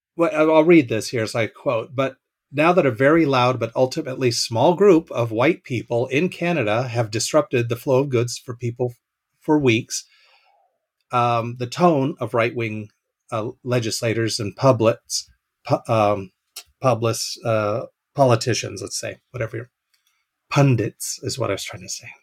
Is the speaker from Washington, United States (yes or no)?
yes; Seattle, Washington, United States; now in Nebraska, United States; I'm from the West Coast though, but uh, Seattle area up that way